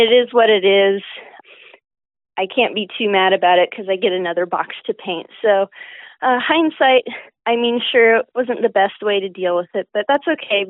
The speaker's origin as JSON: {"language": "English", "town": "Martinez", "region": "California", "country": "United States", "moved": "as an adult", "lives_now": "Humboldt, United States", "said": "I'm originally from Martinez, which is in the East Bay area"}